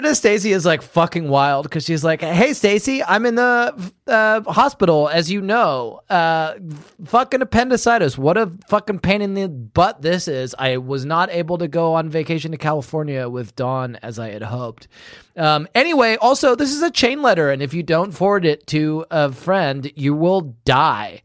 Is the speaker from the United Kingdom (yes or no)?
yes; home country where Guy Fawkes is burned, England, United Kingdom; moved away; in my home country, we do burn Guy Fawkes in effigy every year